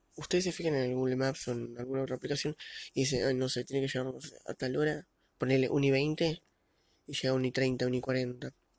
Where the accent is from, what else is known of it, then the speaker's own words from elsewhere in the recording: Argentina; Nací aquí y sigo viviendo.